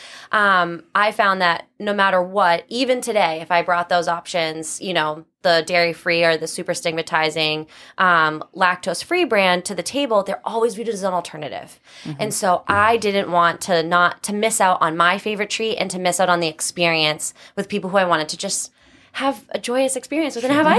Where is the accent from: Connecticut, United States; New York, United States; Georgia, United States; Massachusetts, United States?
Massachusetts, United States; North Attleboro; I am from Massachusetts. Mm-hmm. I grew up in North Attleboro, which is south of the city.